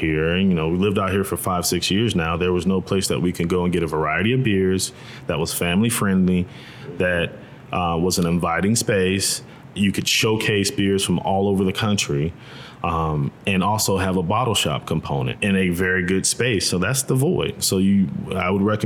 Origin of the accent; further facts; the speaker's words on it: Tampa, Florida, United States; moved away as an adult; also born or lived in Missouri; Born and raised in Tampa, Florida